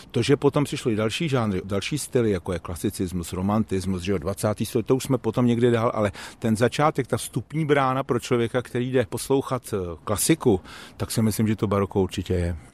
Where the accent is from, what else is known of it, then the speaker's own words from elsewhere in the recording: Hradec Králové, Hradec Králové Region, Czechia; pocházím z Hradce Králové a chodil jsem tam do dílny mistrů Housařů